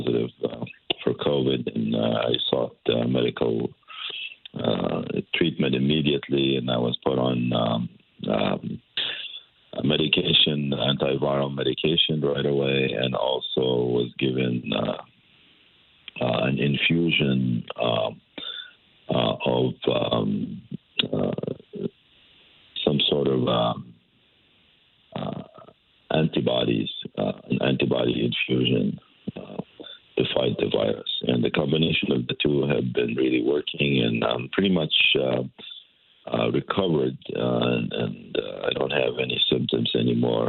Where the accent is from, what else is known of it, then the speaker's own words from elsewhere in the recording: West Bank, Palestine; moved away as an adult; now in Connecticut, United States; I was born in the West Bank in 1951 to a Palestinian family who were refugees at the time